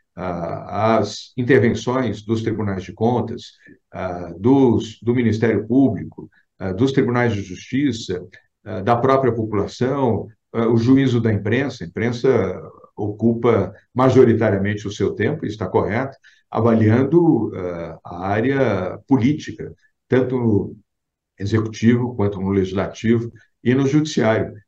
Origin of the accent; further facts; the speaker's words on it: São Paulo, Brazil; amo São Paulo, amo não só aonde nasci, como as minhas origens da Bahia